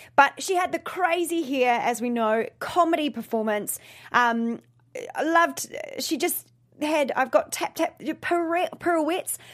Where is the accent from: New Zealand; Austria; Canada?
New Zealand; now in Los Angeles, United States; I am originally from New Zealand